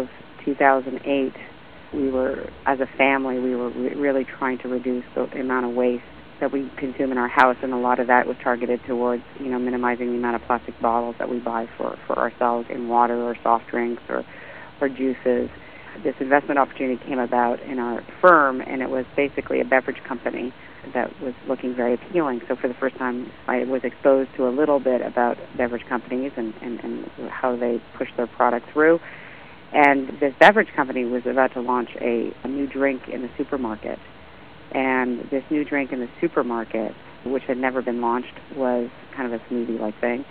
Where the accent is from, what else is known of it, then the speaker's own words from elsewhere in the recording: Canada; being Canadian